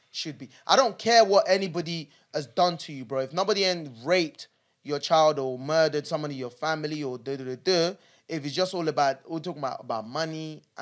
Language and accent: English; Nigeria; born there; the area where I was born in Nigeria, right?